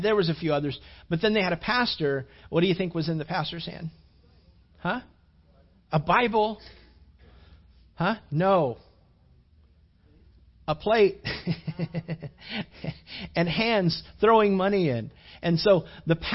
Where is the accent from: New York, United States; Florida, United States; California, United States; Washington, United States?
California, United States; moved away; Back where I grew up out in California